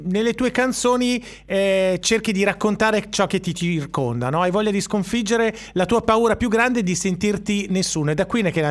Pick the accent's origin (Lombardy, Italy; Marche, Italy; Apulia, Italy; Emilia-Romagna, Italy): Lombardy, Italy; Saronno; now in Sanremo, Italy; io sono di Saronno, sono venuto qui a Sanremo tanti ah. anni fa.